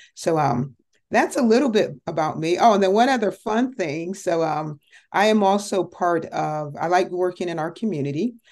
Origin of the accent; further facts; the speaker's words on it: Connecticut, United States; moved away as an adult; now in Dallas-Fort Worth, United States; I originally was born and raised in Connecticut, so I am a Yankee